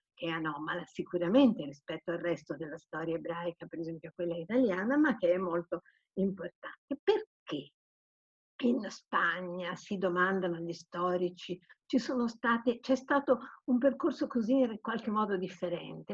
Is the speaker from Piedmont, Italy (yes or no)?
yes; Turin, Piedmont, Italy; moved away; io sono torinese quindi ogni tanto rifrequento il mio mondo torinese